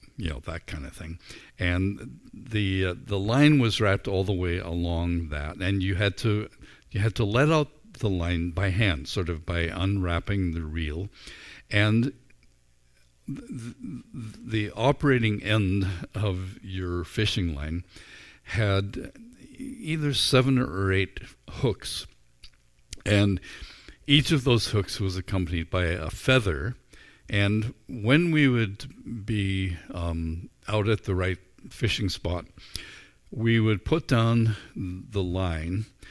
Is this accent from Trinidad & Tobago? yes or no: no; Northern Ireland, United Kingdom; moved away as an adult; also born or lived in Vancouver, Canada; now in Canada; I grew up in Northern Ireland